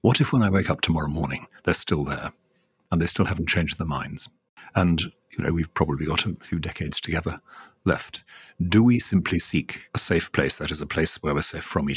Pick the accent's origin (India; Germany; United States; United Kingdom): United Kingdom; Wales; I grew up initially as a Welsh Presbyterian, not as an Anglican, until I was about 12